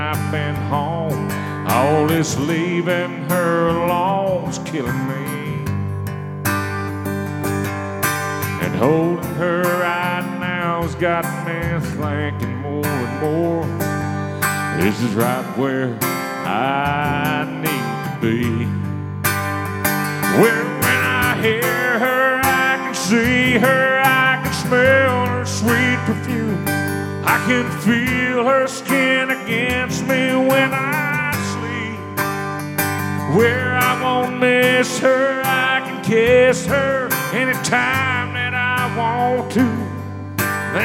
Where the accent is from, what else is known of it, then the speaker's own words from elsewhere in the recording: Thompsonville, Illinois, United States; moved away as an adult; I grew up in Thompsonville, which is over in that area.